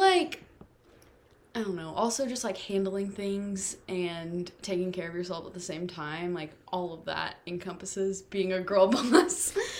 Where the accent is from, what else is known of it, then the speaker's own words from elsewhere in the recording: Texas, United States; But most recently, before college, I lived in Dallas. But now I probably would just say, yeah, I'm from Texas.